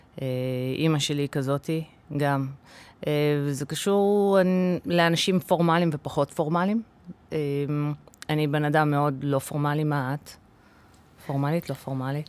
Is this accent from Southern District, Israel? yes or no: no; Kfar Saba, Central District, Israel; Hebrew is a second language; also born or lived in United States; וגדלתי בפנימייה, אבא שלי היה סגן אה, מנהל פנימייה בשטיינברג בכפר סבא